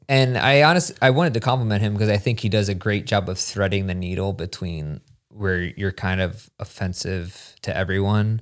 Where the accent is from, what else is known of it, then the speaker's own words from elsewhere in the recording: Hershey, Pennsylvania, United States; moved away; I grew up outside of Hershey